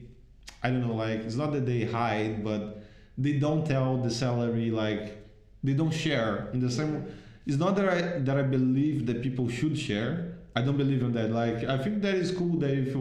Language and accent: English; Itaboraí, Rio de Janeiro, Brazil; English is a second language; moved away as an adult; now in Iceland; I came from Jardim Catarina, Itaboraí